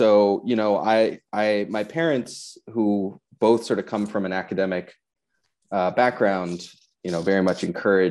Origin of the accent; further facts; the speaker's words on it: Maine, United States; So I grew up in Maine. I grew up in kind of a more rural part of Maine on the coast